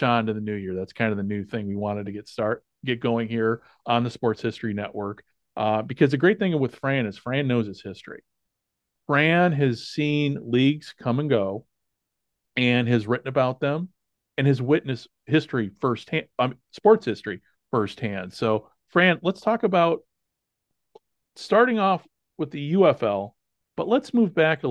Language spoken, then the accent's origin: English; Chicago, Illinois, United States; I'm from Chicago, so we had the Chicago Steel